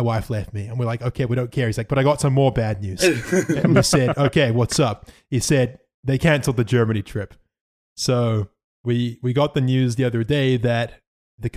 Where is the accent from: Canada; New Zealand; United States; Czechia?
New Zealand; I'm from New Zealand